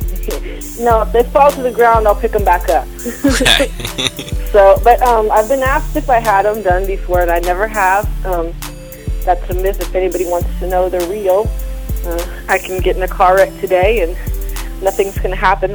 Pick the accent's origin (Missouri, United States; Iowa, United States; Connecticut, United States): Missouri, United States; moved away; also born or lived in Tacoma, Washington / Oklahoma; I grew up in like Missouri